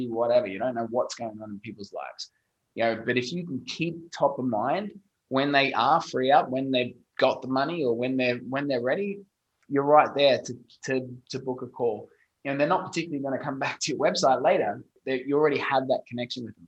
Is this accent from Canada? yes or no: no; Australia; accent: Australian; my funny Australian accent